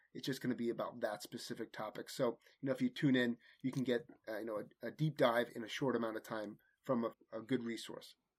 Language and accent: English; Manasquan, New Jersey, United States; I grew up playing hockey in Manasquan, New Jersey